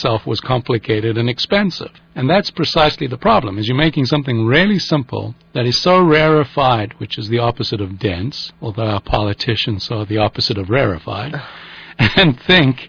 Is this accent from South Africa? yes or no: yes; South Africa; moved away as an adult; now in Northern California, United States; I'm a South African, so I grew up in the sun and came to the United States